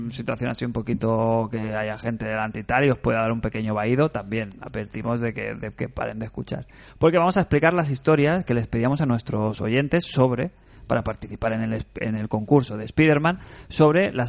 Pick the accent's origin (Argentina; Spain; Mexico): Mexico; Monterrey, Nuevo León; Soy de Monterrey. Qué buena ciudad. México.